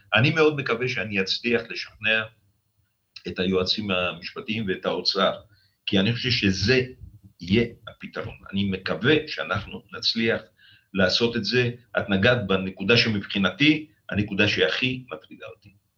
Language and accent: Hebrew; the Negev, Southern District, Israel; הנגב, גדלנו בו